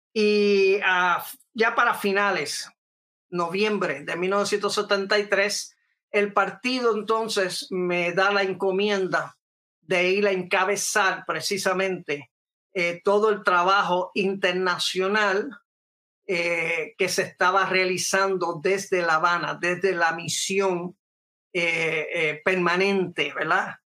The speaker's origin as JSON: {"language": "Spanish", "country": "Puerto Rico", "also_born_or_lived": "New York City, United States (born)", "said": "yo estuve entre miles de jóvenes puertorriqueños"}